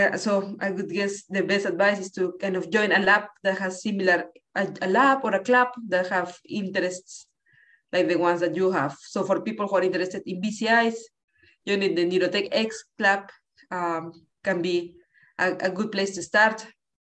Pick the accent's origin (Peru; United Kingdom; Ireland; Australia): Peru; Lima; moved away as an adult; now in Boston, United States; I grew up in Lima, Peru.